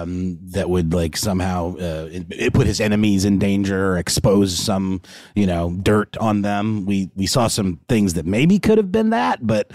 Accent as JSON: {"language": "English", "town": "Augusta", "region": "Georgia", "country": "United States", "tie": "born or raised there", "said": "he's from my hometown of Augusta, Georgia."}